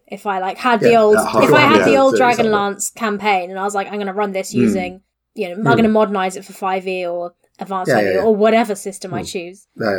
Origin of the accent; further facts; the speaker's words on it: United Kingdom; I'm British